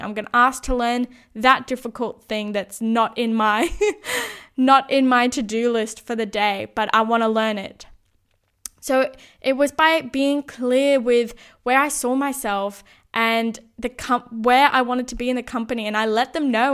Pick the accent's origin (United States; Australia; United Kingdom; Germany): Australia; Sydney, New South Wales; moved away as an adult; also born or lived in Brisbane; needed to move back to Sydney, my hometown